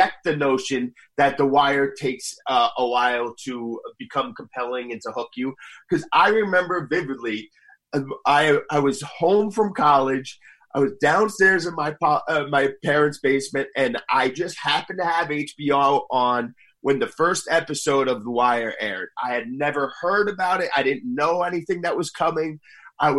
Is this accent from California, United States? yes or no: no; Northern New Jersey, United States; I am from Northern New Jersey